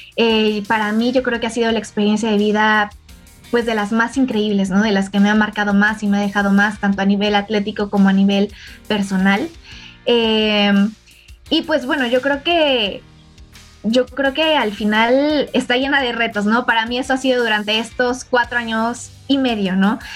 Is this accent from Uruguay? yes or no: no; Mexico